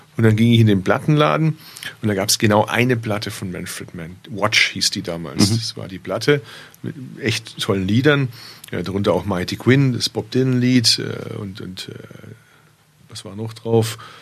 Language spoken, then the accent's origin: German; Bad Urach, Baden-Württemberg, Germany; moved away; also born or lived in Berlin; Ich kann theoretisch von Berlin mit dem Zug in meine Geburtsstadt fahren. Und der hält sogar gar nicht so weit weg von da, wo meine Eltern heute noch wohnen, im schwäbischen Bad Urach